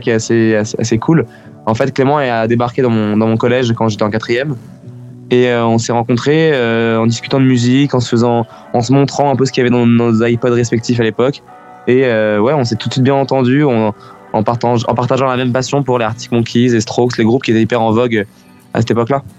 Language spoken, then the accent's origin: French; France; first language French; être français et chanter en anglais